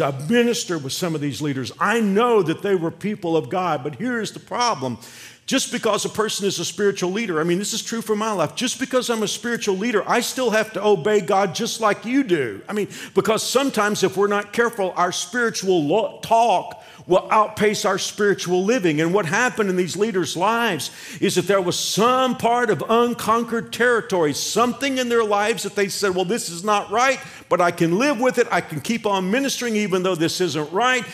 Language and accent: English; Fort Worth, Texas, United States; moved away as an adult; now in Kansas, United States; I can go back to Fort Worth, I can go back to my hometown